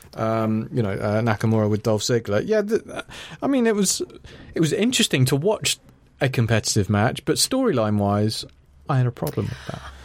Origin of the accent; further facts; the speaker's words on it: Ireland; I'm Irish